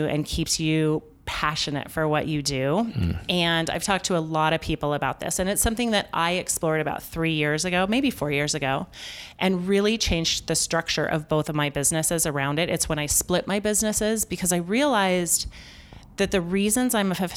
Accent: Denver, Colorado, United States; I'm from Denver.

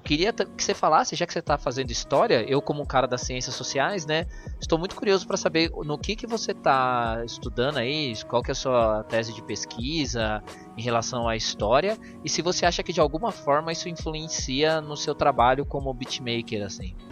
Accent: São Paulo, Brazil; eu que sou da zona sul de São Paulo

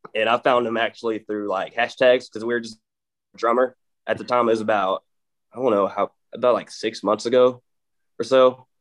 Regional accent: Mineola, Texas, United States; accent: East Texas drawl; I fucking grew up in Mineola, Texas, and like East Texas area

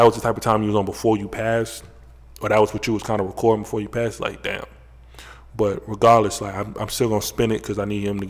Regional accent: Ohio, United States; Wow. I'm from Ohio.

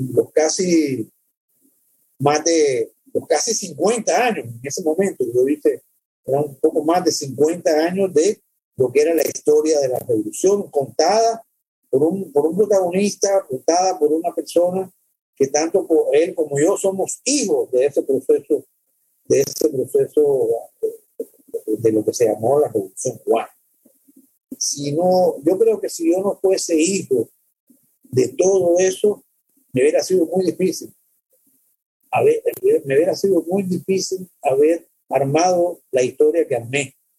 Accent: Cuba; born or raised there; moved away as an adult; also born or lived in El Salvador / Czechoslovakia / Miami, United States

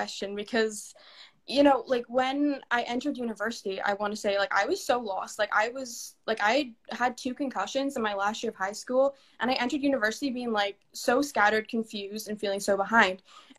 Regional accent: Canada; also born or lived in Scotland / Italy; I would describe myself as I'm a proud Canadian, but also part-time Scot and Italian. So you'll hear my accent kind of change.

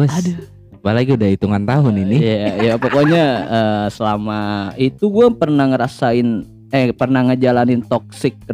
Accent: West Java, Indonesia; maaf kita ini orang Sunda ini

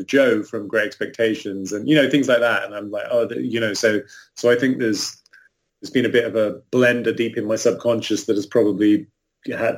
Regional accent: England, United Kingdom; I'm also English

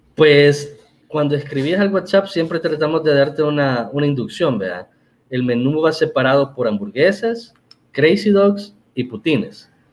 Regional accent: El Salvador; somos salvadoreños

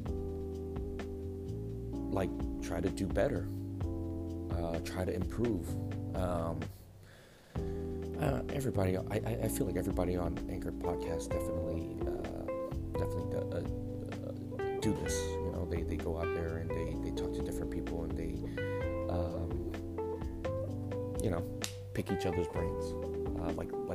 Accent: Bay Area, California, United States; I was born and raised out here in the Bay Area

